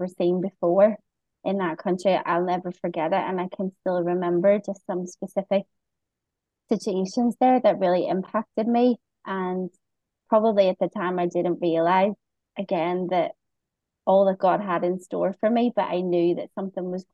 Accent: Bangor, Northern Ireland, United Kingdom; moved away as an adult; now in Phnom Penh, Cambodia; I'm from good old Northern Ireland, from a little small town, which is now a city. It was, recognised as a city maybe last year, called Bangor, and not too far from Belfast. Most people know Belfast in Northern Ireland, and I was born there and kind of grew up there most of my life

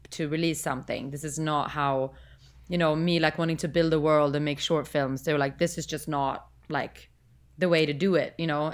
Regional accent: Sweden; now in United States; I'm from Sweden

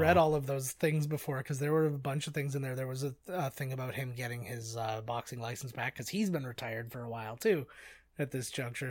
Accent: United States; I'm an American

